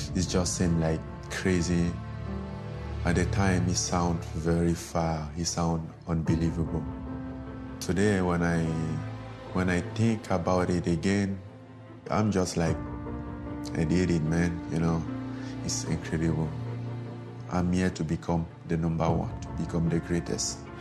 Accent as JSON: {"language": "English", "country": "Cameroon", "tie": "born or raised there", "moved": "yes", "said": "I grew up in Cameroon"}